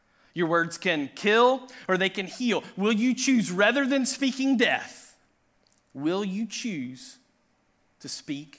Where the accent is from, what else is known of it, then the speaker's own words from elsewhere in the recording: Tennessee, United States; I grew up in Tennessee